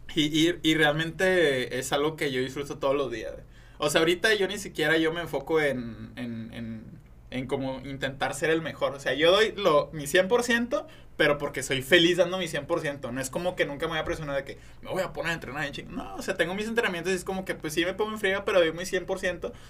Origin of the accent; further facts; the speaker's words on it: Monterrey, Nuevo León, Mexico; aquí de Monterrey